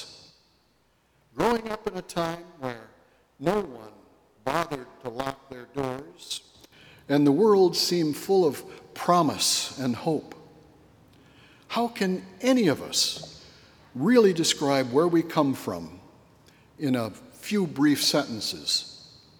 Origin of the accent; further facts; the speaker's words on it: northwestern Illinois, United States; my very small hometown upbringing in northwestern Illinois